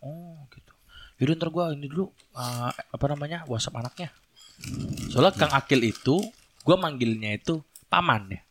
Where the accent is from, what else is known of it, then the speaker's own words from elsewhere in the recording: Indramayu, West Java, Indonesia; Gua kan dari Indramayu